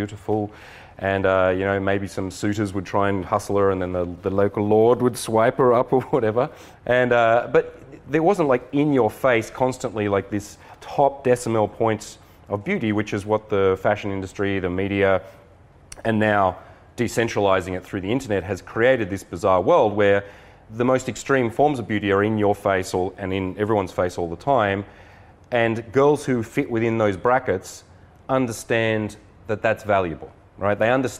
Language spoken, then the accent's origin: English; Australia; now in San Diego, United States; I'm an Aussie too, but I've been living in San Diego.